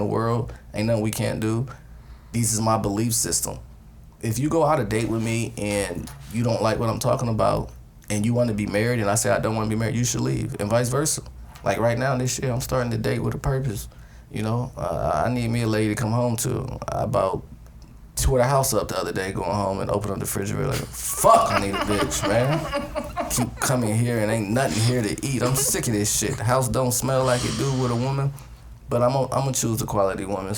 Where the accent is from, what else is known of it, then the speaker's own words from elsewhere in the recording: Columbus, Ohio, United States; now in Atlanta, United States; I'm from Zone 4, Britney Hills, Columbus, Ohio